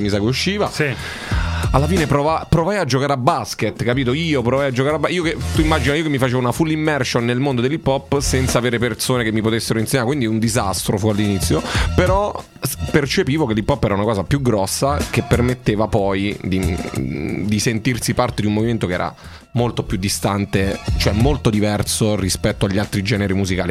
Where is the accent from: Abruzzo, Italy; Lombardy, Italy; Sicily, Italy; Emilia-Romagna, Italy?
Abruzzo, Italy; Roccaraso; io so cresciuto a Roccaraso